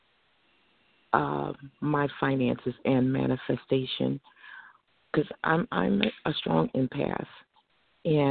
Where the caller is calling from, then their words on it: Norristown, Pennsylvania, United States; I'm calling from Norristown, Pennsylvania.